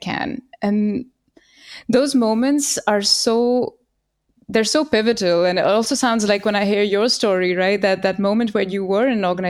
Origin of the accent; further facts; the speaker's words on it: India; moved away as an adult; now in Germany; I grew up in India